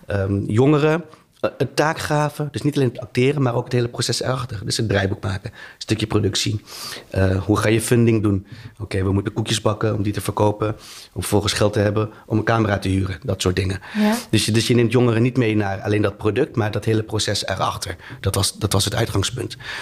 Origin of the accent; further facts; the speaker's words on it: Tiel, Gelderland, Netherlands; moved away as an adult; now in Rotterdam, Netherlands; ik ben opgegroeid in Tiel